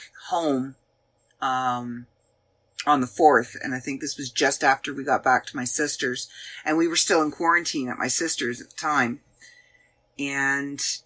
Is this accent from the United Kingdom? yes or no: no; Canada; accent: Canadian; I'm Canadian. I've been Canadian my entire life. All 48 years of my life, I have been Canadian. My accent is there.